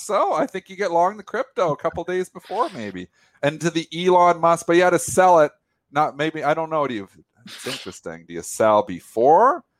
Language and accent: English; Canada; I'm Canadian